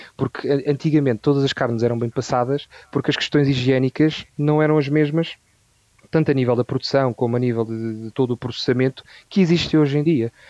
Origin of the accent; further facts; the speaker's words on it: Vila Franca de Xira, Lisbon, Portugal; also born or lived in Santarém; eu sou ribatejano, eh, como eu te estava a dizer, tenho metade das minhas raízes na zona de Santarém e outra metade um, em Vila Franca de Xira, onde eu nasci e por onde uh, eu moro